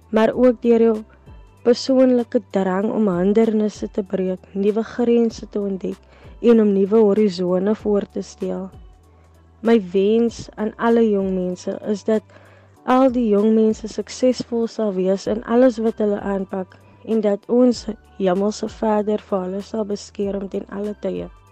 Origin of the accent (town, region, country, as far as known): South Africa